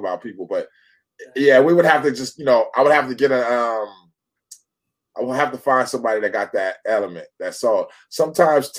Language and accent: English; Fresno, California, United States; I'm originally from Fresno, California. That's the Central Valley of California